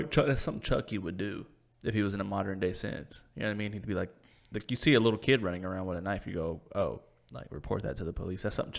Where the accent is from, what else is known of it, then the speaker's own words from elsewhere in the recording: Cleveland, Tennessee, United States; my hometown, downtown Cleveland, Tennessee